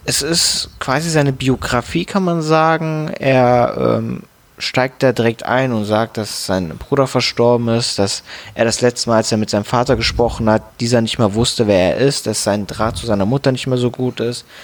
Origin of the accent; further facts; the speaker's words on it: Frankfurt, Hesse, Germany; Als Frankfurter musste man sich den natürlich anhören.